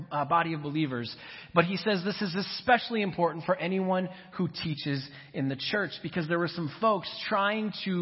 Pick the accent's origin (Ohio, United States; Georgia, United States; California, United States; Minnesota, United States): Minnesota, United States; I grew up in Minnesota